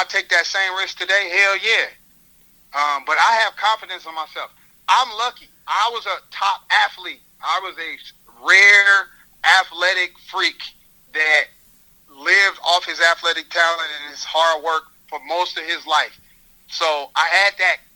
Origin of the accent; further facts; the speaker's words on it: Carbondale, Illinois, United States; moved away; I come from Carbondale, Illinois